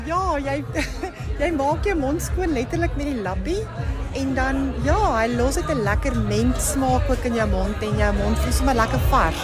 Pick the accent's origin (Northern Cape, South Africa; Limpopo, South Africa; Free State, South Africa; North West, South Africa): North West, South Africa; moved away as an adult; now in Cape Town, South Africa; Ek is eintlik van die Noordwes provinsie.